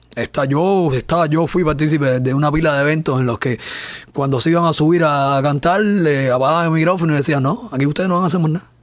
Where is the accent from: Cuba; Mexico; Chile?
Cuba; en mi país, mi trabajo no, no se conozca precisamente por esto, por la censura